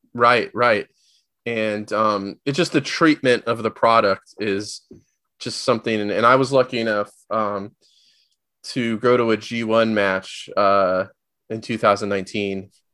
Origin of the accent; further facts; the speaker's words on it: Southern California, United States; I was born and raised in Southern California